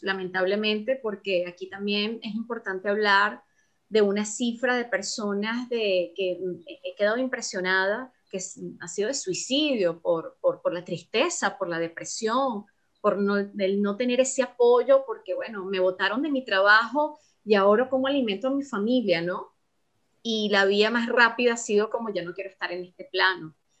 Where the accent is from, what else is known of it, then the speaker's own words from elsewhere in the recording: Venezuela; moved away; para nosotros los venezolanos